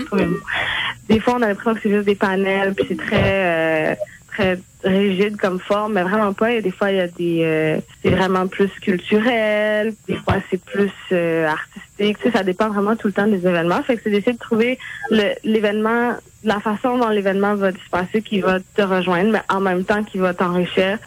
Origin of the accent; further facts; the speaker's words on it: Montreal, Quebec, Canada; also born or lived in Terrebonne; j'ai grandi initialement à Montréal, environ la première moitié de ma vie.